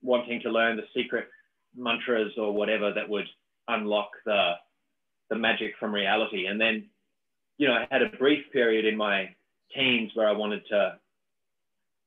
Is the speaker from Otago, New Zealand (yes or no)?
yes; Dunedin, Otago, New Zealand; moved away; also born or lived in Australia; I grew up in South Island, New Zealand, a town called Dunedin